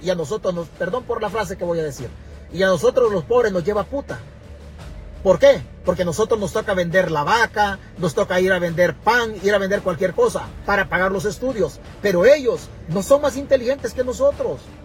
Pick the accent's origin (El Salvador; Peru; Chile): El Salvador; Santa Rita, Chalatenango; now in California, United States; mi pueblo, Santa Rita en Chalatenango